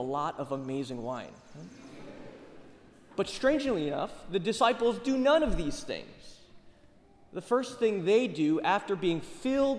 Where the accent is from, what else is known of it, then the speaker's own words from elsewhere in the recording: United States; first language English; born and raised here in the States